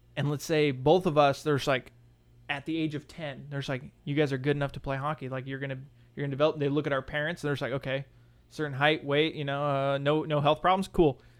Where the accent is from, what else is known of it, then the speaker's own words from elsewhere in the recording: Montana, United States; moved away; my hometown